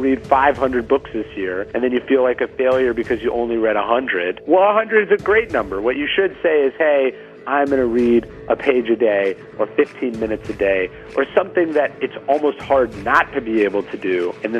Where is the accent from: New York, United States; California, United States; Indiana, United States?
California, United States; Sacramento; I grew up in Sacramento